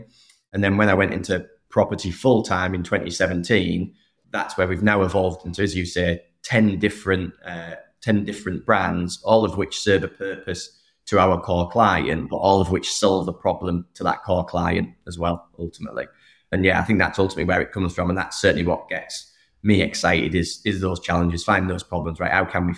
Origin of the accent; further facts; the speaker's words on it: England, United Kingdom; Soccer's still the kind of the core, which I suppose is right being an Englishman.